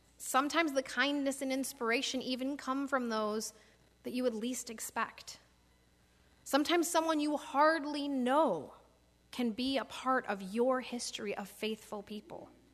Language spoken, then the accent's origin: English; Michigan, United States; moved away; when I was growing up in Michigan